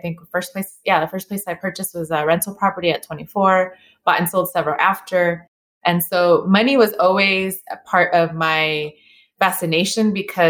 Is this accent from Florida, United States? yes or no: no; Inglewood, California, United States; And we grew up in Inglewood, California.